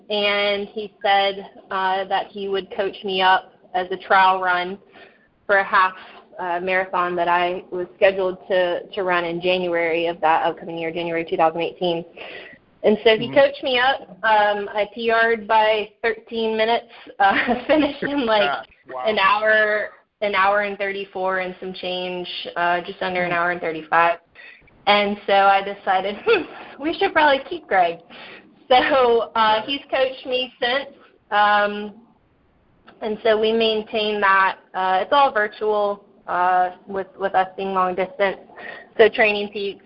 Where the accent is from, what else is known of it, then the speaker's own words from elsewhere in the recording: Suffolk, Virginia, United States; now in Norfolk, United States; I'm fortunate now to finally live back in my home state after in hometown more or less after being out of the area for the last 10 years or so. So my family is all in Suffolk